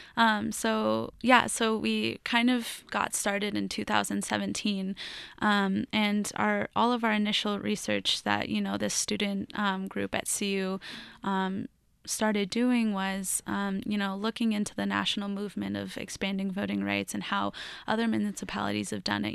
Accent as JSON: {"language": "English", "town": "Lafayette", "region": "Colorado", "country": "United States", "tie": "born or raised there", "said": "I grew up in Lafayette, Colorado"}